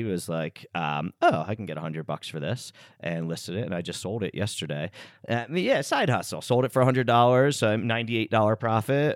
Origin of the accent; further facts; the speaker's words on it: United States; we grew up here in the States